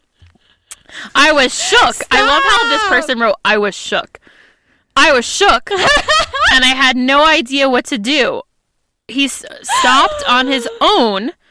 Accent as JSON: {"language": "English", "country": "United States", "tie": "born or raised there", "said": "we grew up near New York City"}